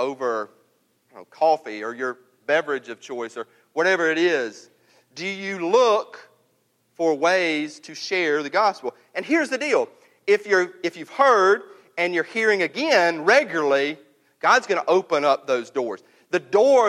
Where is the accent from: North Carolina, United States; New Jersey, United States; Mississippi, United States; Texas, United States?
Mississippi, United States; North; I'm from North Mississippi